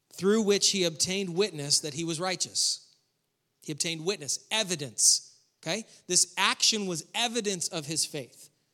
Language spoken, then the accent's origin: English; New York, United States; moved away; I grew up in New York